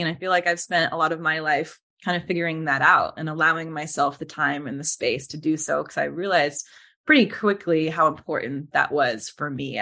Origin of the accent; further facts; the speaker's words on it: Las Vegas, Nevada, United States; I grew up in Las Vegas, Nevada